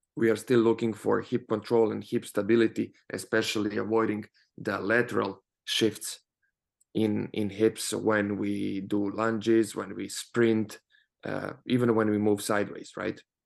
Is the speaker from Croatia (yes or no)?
yes; Croatia; moved away; also born or lived in Spain; I come from Croatia, and over there we have uh, University of Zagreb